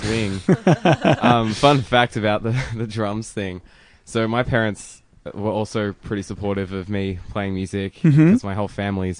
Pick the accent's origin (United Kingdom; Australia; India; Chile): Australia; Melbourne, Victoria; So I grew up in Newport, which is the suburb just next to Williamstown.